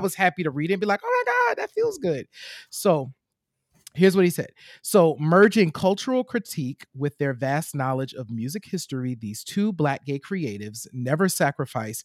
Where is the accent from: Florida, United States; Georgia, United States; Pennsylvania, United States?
Pennsylvania, United States; Chester; my hometown of Chester, Pennsylvania